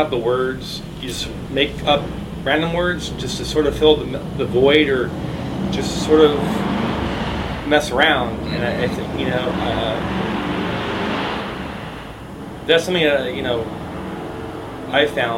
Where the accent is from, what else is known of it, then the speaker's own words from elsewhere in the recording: Prather, California, United States; growing up in Prather, Aubrey